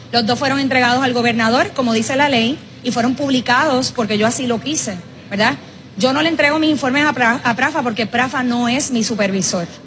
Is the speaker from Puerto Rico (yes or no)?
yes; Puerto Rico; Nosotros como puertorriqueños tendemos también a burlarnos.